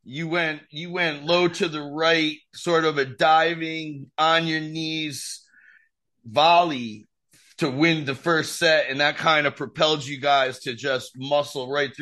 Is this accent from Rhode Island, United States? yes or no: yes; Rhode Island, United States; That's my home state. Not really my hometown, but that's my home state.